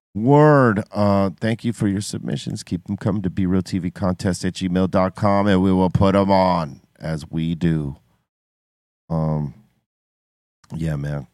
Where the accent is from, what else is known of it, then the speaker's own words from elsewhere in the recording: United States; as an American